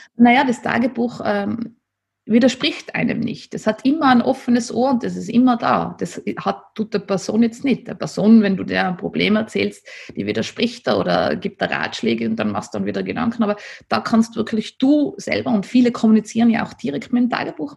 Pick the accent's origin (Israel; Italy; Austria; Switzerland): Austria; Nassereith, Tyrol; weil ich bin ja am Land aufgewachsen in Nasserreit